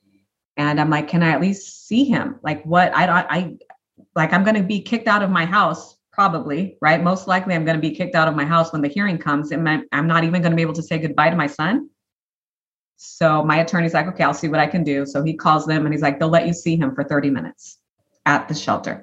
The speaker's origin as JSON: {"language": "English", "country": "Brazil", "moved": "yes", "lives_now": "Nashville, United States", "said": "my husband and I only spoke Portuguese with him. We're originally from Brazil"}